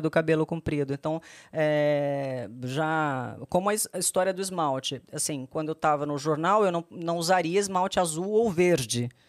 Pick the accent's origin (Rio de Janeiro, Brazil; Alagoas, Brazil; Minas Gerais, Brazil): Alagoas, Brazil; Maceió; moved away as an adult; now in São Paulo, Brazil; Fui nascida e criada em Maceió.